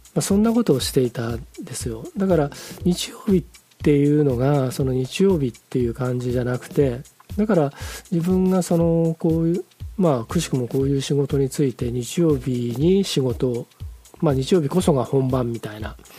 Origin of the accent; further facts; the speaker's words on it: Hamamatsu, Shizuoka, Japan; moved away; also born or lived in Nagoya; 僕が生まれ育った浜松は東寄りの味